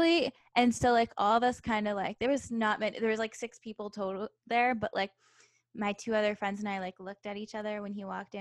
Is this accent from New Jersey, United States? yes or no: yes; New Jersey, United States; moved away; the town I grew up in New Jersey was actually very conservative.